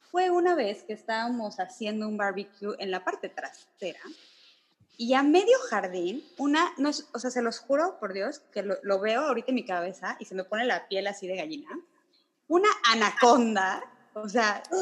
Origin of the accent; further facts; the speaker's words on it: Miami, Florida, United States; Bueno, de chiquita yo vivía en Miami y teníamos una casa que tenía un jardín atrás que se conectaba con el jardín del vecino, ¿no?